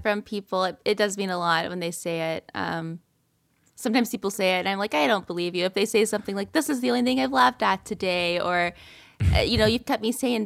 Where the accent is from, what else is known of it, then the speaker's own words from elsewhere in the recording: Ellaville, Georgia, United States; also born or lived in Atlanta, Georgia; I'm from South Georgia, so I grew up in Elleville, Georgia